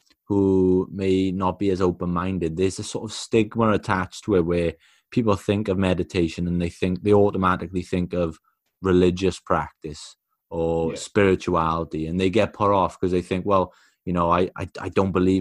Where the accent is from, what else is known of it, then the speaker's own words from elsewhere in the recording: Wales, United Kingdom; I'm from Wales, I can't speak Welsh fluently, but you're often, you know, given phrases and certain things growing up